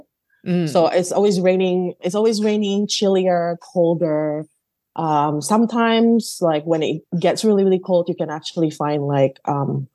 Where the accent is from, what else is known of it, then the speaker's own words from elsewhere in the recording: Bandung, West Java, Indonesia; moved away; I grew up in the West Java. It's in a Java island.